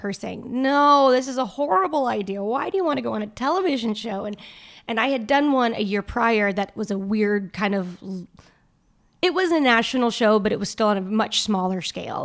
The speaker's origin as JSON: {"language": "English", "region": "the South", "country": "United States", "tie": "born or raised there", "said": "growing up in the South."}